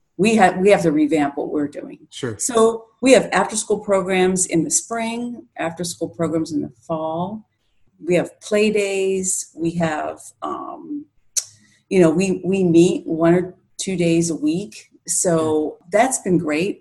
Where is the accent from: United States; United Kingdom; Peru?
United States; Pittsburgh, Pennsylvania; moved away as an adult; now in Rochester, United States; I'm originally from Pittsburgh, Pennsylvania, and I moved up here about nine years ago.